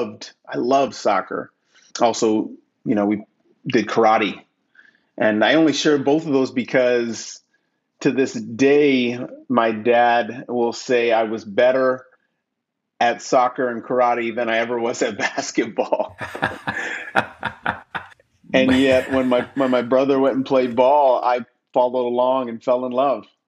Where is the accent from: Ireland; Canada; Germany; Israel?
Canada; Toronto, Ontario; moved away as an adult; also born or lived in Freeport, Grand Bahama / Washington, District of Columbia, United States; now in Cayman Islands; I'm originally from Toronto, Ontario. That will always be home for me